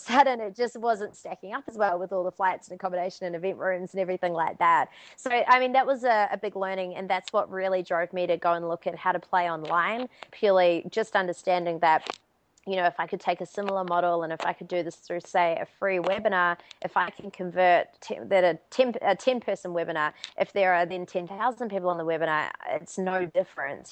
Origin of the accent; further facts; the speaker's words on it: Auckland, New Zealand; moved away; So I'm from Auckland, New Zealand originally.